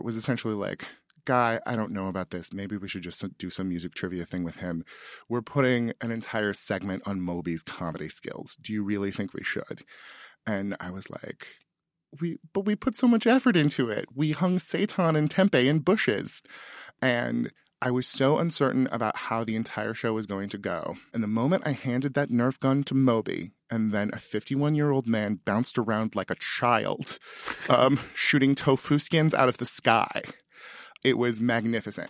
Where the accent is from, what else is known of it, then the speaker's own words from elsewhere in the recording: Sutter County, California, United States; I'm from Sutter County, California, the prune basket of the world